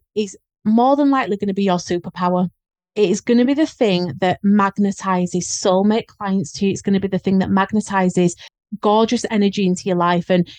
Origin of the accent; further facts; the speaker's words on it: Leeds, Yorkshire and the Humber, United Kingdom; accent: Leeds; how strong my Leeds accent was